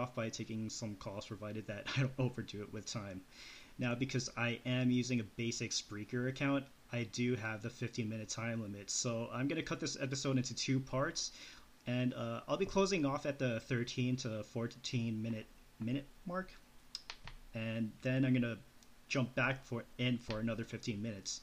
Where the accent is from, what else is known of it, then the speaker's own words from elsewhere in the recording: Calgary, Alberta, Canada; moved away as an adult; also born or lived in Loma Linda, California; I was born and raised in Calgary, Alberta, Canada, and moved to Loma Linda, California late 2011 to pursue my studies in IT.